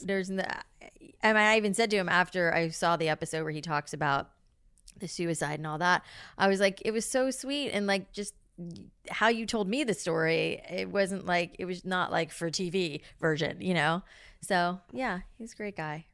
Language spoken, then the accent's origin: English; South Florida, United States; I grew up in South Florida